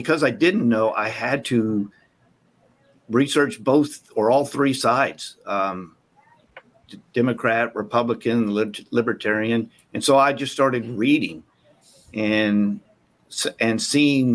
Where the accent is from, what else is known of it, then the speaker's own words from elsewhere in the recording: Texas, United States; Growing up in Texas